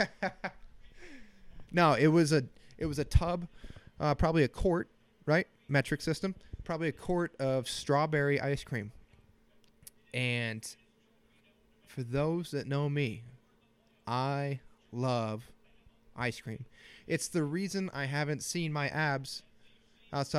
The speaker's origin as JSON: {"language": "English", "town": "Bettendorf", "region": "Iowa", "country": "United States", "tie": "born or raised there", "moved": "yes", "said": "Bettendorf, Iowa."}